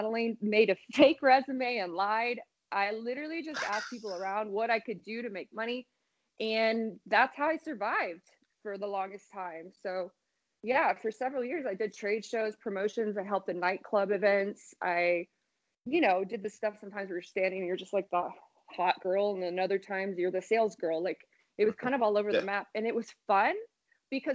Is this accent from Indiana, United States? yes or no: yes; Indiana, United States; moved away as an adult; now in Las Vegas, United States; I grew up in Indiana, and I've been in Vegas almost like 10 and a half years now.